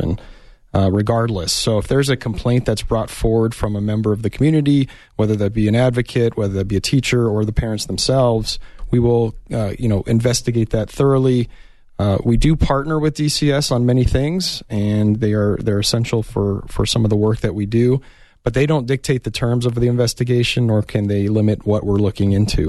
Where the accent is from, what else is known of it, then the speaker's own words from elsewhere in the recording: Tucson, Arizona, United States; I grew up here in Tucson. I'm a Tucson native. I went to Tucson High